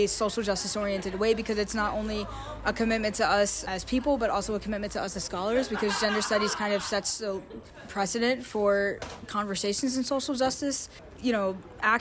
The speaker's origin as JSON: {"language": "English", "region": "Kentucky", "country": "United States", "moved": "as an adult", "lives_now": "Bloomington, United States", "said": "I'm from Kentucky, which is, you know, a coal state."}